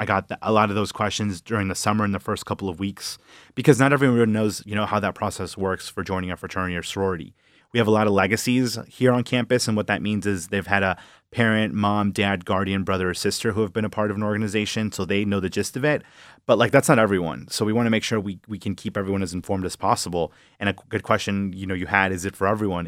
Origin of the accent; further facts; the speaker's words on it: Villa Park, Illinois, United States; moved away as an adult; now in Michigan, United States; I'm from Villa Park, about half hour from the city. Um, you know, born and raised in the suburbs.